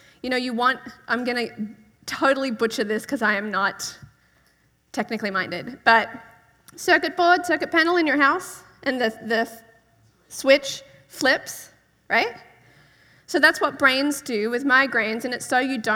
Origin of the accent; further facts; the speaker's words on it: Australia; I'm from Australia.